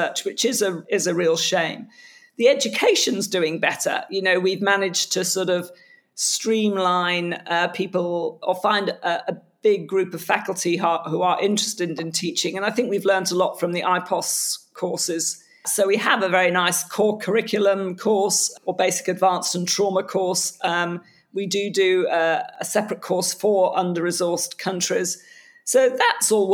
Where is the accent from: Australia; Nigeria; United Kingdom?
United Kingdom; as a Brit halfway between Europe and the States